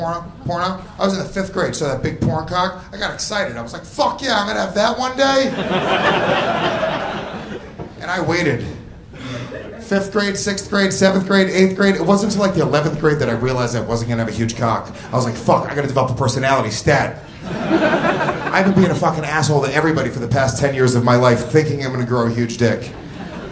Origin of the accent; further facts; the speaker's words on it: Rockland County, New York, United States; I grew up in Rockland County, New York, which is right outside of the city